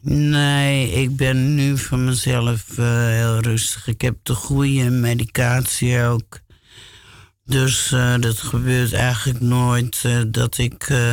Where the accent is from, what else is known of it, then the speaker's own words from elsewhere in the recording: Alphen aan de Rijn, South Holland, Netherlands; also born or lived in Gouda; now in Amsterdam, Netherlands; die woonden in Alphen aan de Rijn. En dus, dus daar kom ik eigenlijk ook vandaan